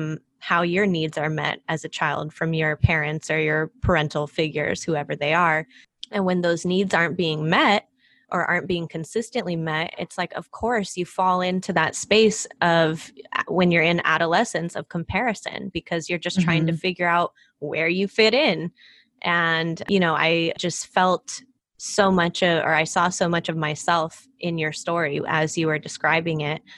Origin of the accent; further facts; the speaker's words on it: United States; But once I'm outside in the world, I'm like, what does being Filipino American mean? Like, how do I fit into, you know, other spaces? How do I fit into white spaces as a half white person?